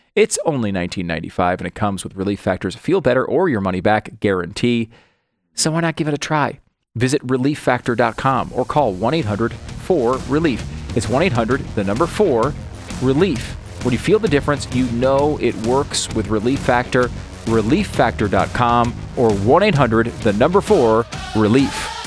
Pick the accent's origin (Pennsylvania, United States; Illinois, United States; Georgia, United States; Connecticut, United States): Connecticut, United States; moved away; also born or lived in New York; I was born in New York. I mm. grew up in Connecticut